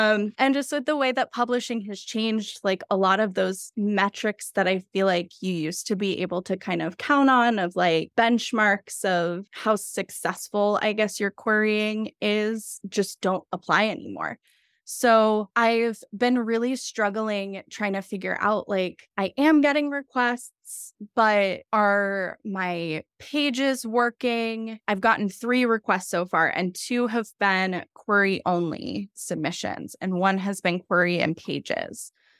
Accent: Philadelphia, Pennsylvania, United States; I'm from Philadelphia

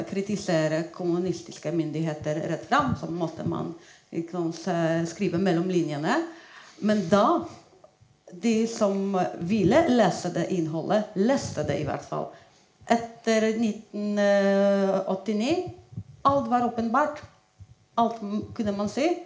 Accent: Poland; Norwegian is a second language; now in Norway; jeg flyttet ut fra Polen for 14 år siden, og allerede da var en aksjon påbegynt.

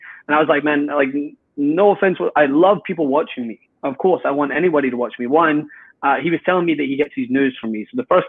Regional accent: Scotland, United Kingdom; my own people, mate, I'm Scottish.

